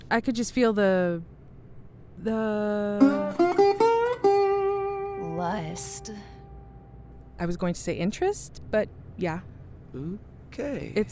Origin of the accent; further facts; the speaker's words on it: Oklahoma, United States; I'm from Oklahoma.